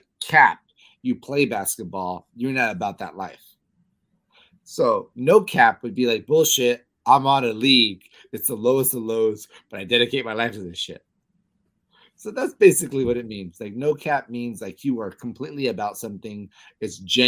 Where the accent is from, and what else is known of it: Los Angeles, California, United States; born or raised there